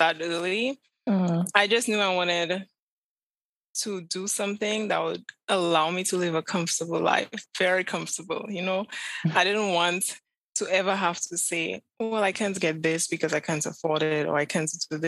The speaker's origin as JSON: {"language": "English", "town": "Vieux-Fort", "region": "Vieux Fort", "country": "St. Lucia", "tie": "born or raised there", "also_born_or_lived": "Castries, St. Lucia / Chicago", "moved": "as an adult", "said": "I was born and raised in Beaufort, St. Lucia. It's the southernmost town in St. Lucia."}